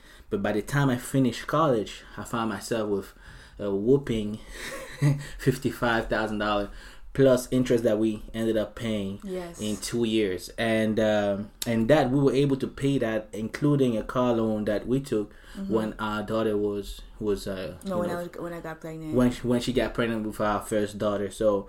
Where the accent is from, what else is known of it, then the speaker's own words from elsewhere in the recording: United States; So growing up, for where I grew up here in the States, I didn't really have any other ways to go to college.